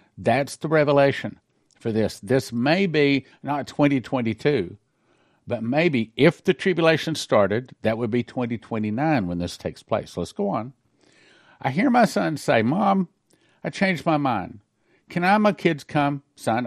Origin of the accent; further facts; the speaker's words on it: United States; we Americans